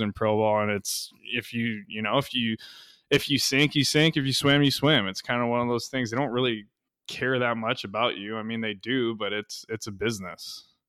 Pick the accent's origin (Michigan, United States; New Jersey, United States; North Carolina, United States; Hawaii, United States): Hawaii, United States; Kauai; moved away as an adult; now in Arizona, United States; I grew up on Kauai, which is, um, you know, one of the smaller islands